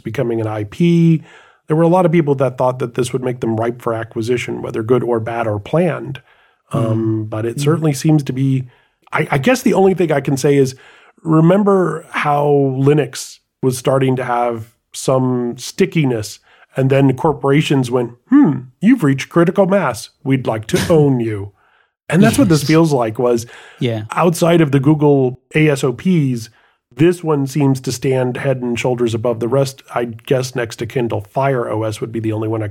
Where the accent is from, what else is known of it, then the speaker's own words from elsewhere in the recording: United States; I'm just an American brute.